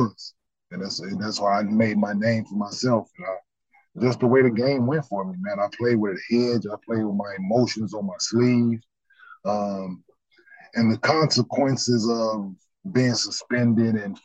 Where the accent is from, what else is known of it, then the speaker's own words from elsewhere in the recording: Dallas, Texas, United States; also born or lived in Michigan; growing up in Dallas and playing at the Rec Center